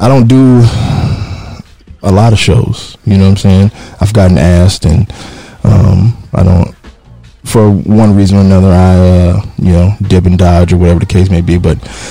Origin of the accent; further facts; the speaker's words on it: Kansas City, Missouri, United States; moved away as an adult; I'm from Kansas City, Missouri